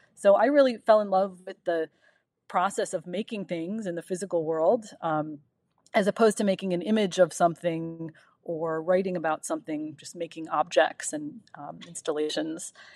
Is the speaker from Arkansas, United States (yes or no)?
no; Euclid, Ohio, United States; moved away; I'm from Cleveland, Ohio, from a, um, suburb just east of Cleveland called Euclid. And it was a ten-minute walk down my little suburban street to Lake Erie.